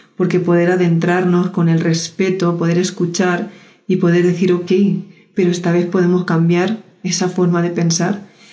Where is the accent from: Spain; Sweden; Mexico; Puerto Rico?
Spain; yo soy española